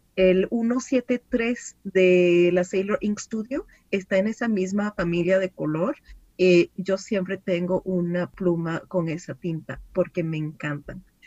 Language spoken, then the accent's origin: Spanish; Venezuela; now in France; yo como era venezolana y no vivía en Francia, pues no tenía familia en Francia